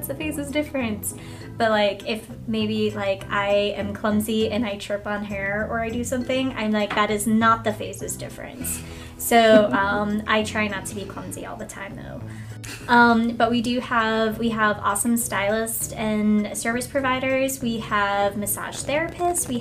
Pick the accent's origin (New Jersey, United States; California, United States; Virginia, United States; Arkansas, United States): Virginia, United States; I am from Virginia